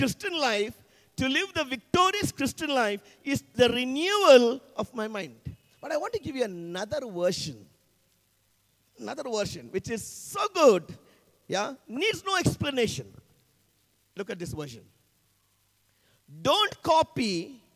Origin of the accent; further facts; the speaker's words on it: India; I come from the Anglo-Indian community.